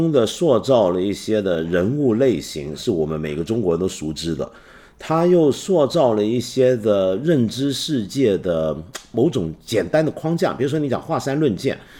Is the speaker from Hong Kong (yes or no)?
no; Taiwan; 我报告一下我小时候在台湾的经验。我在台湾那会儿啊，读金庸呢是个很刺激的事儿。